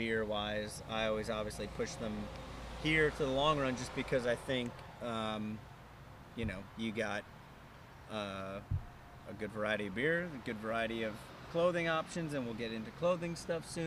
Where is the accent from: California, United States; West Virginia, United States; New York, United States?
New York, United States; now in Tennessee, United States; born and raised in New York